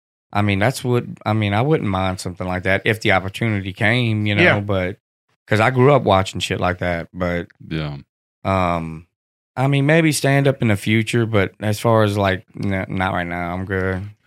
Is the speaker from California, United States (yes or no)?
no; Hammond, Louisiana, United States; I'm from Louisiana.